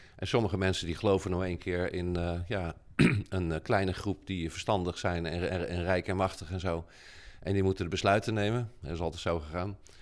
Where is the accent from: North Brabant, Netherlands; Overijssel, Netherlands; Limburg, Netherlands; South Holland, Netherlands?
South Holland, Netherlands; Rotterdam; also born or lived in Kralingen, Rotterdam; wij wonen in Kralingen en maar ik ben geboren in Krooswijk, hè, dus dat is vlakbij.